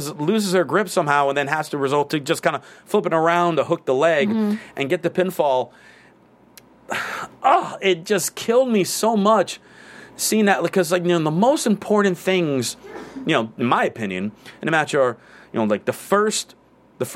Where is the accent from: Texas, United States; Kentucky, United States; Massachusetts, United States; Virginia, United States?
Massachusetts, United States; I'm from Massachusetts